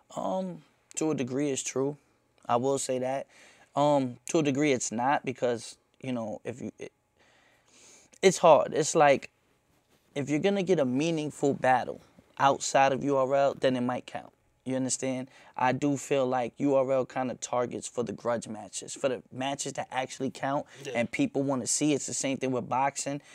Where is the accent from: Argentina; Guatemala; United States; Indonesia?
United States; New York City, New York; I'm from Myrtle, like I'm from right there.